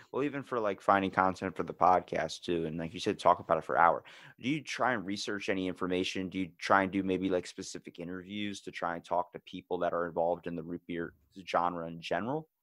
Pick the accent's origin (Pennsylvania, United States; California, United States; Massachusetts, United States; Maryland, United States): Maryland, United States; Ocean City; I'm from Ocean City, Maryland, born and raised